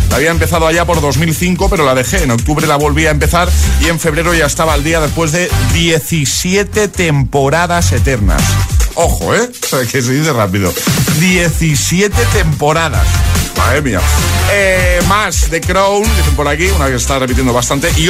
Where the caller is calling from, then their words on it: Madrid, Community of Madrid, Spain; de Madrid.